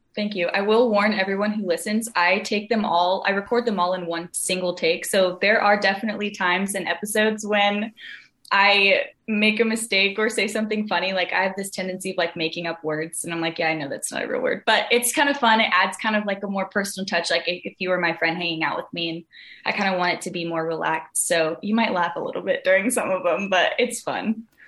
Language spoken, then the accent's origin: English; Southern California, United States; I'm from Southern California. Grew up here.